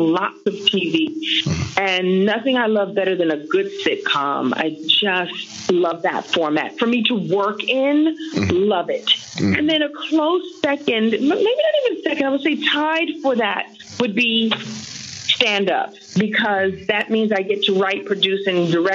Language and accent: English; New York City, New York, United States; moved away as an adult; Yeah, I was born and bred in Brooklyn. I lived in Brooklyn until I was about 28 years old.